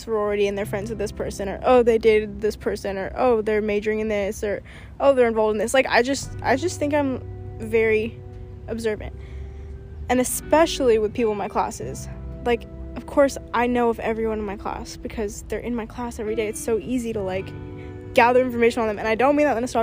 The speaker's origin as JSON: {"language": "English", "town": "Portland", "region": "Oregon", "country": "United States", "moved": "yes", "said": "I was from Oregon"}